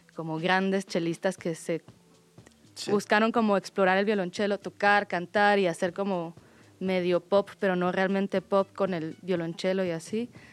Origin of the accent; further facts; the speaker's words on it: Guatemala; yo soy de Guatemala